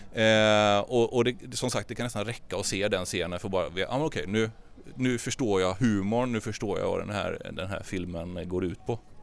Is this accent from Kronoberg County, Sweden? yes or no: yes; Traryd, Kronoberg County, Sweden; Trarydsjön där jag kommer ifrån, Traryd.